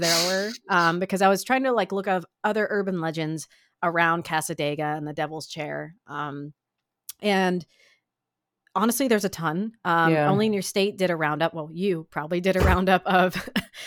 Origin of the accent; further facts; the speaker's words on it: Midwest, United States; growing up in the Midwest, so we got tornadoes some, but like I'm in the foothills of the Appalachian Mountains